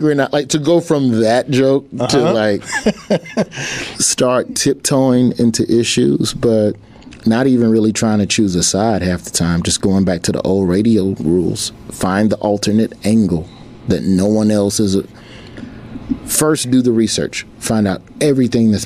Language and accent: English; Birmingham, Alabama, United States; also born or lived in Memphis, Tennessee; we moved to Birmingham from Memphis when I was in the third grade, and I was never in the same school system for more than 2 years until high school